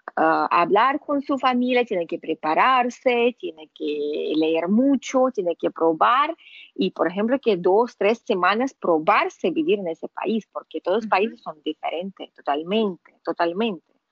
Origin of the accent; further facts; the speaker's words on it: Russia; Spanish is a second language; now in Panama; yo no soy gringa, yo soy rusa.